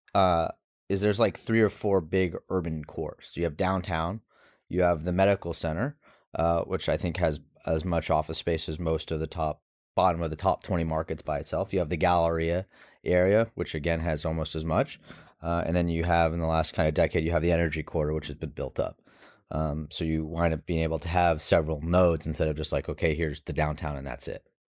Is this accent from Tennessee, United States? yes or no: no; Houston, Texas, United States; accent: neutral; I grew up in Houston